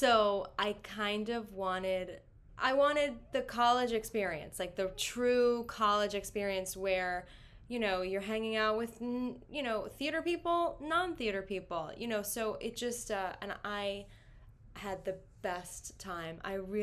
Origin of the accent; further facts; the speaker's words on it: Queens, New York, United States; So I'm born and raised in Queens, and I was looking at colleges obviously all over.